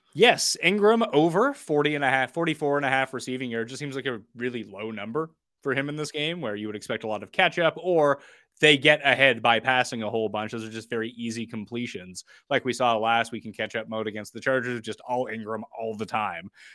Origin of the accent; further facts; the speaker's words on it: Canada; as a Canadian